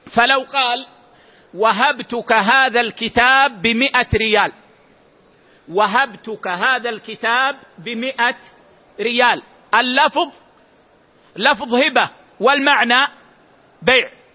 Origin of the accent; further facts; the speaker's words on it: Medina, Medina Province, Saudi Arabia; عندنا في المدينة العيش في لهجتنا هو الخبز